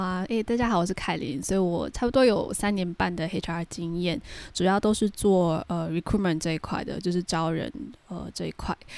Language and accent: Chinese; Singapore; 我在新加坡会说，呃，福建话，福建话是我们这边的一种方言